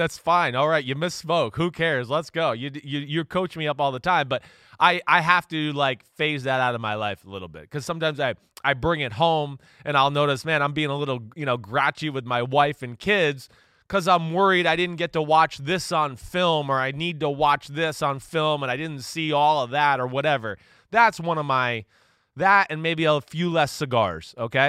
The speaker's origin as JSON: {"language": "English", "region": "New Jersey", "country": "United States", "tie": "born or raised there", "said": "I grew up in North Jersey. Like, jabroni's been a part of my language for a long time."}